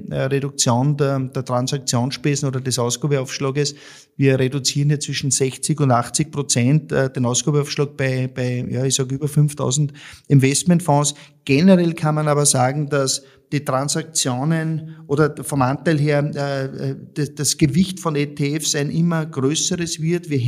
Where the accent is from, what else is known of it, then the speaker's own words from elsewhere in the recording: Austria; ich sag für mich als, als Österreicher